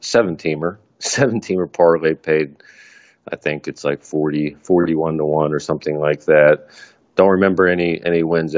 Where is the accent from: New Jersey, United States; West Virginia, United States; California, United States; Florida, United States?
West Virginia, United States; Morgantown; I grew up in Morgantown, West Virginia